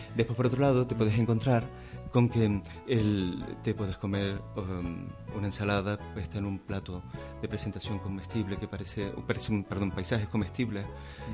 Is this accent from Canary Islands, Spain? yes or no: yes; Canary Islands, Spain; yo soy canario primero. soy canario, por supuesto. Sí, tengo un carnet español, pero yo sí me considero canario